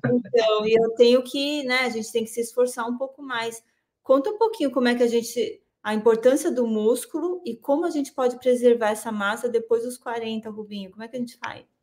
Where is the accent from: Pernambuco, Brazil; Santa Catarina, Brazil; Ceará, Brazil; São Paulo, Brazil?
São Paulo, Brazil; Santo André; apesar de morar em São Paulo, em Santo André, sou de Santo André, é, nós ficávamos na rua, voltava da escola